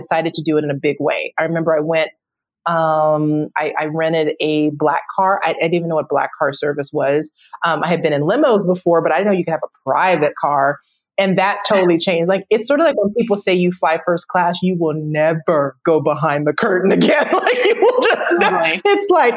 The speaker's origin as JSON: {"language": "English", "country": "United States", "said": "I love being an American. I love living in the US"}